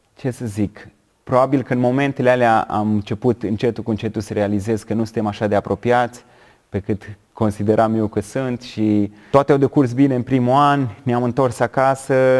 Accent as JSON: {"language": "Romanian", "country": "Romania", "said": "eu sunt băiat din România, dintr-o familie de creștini"}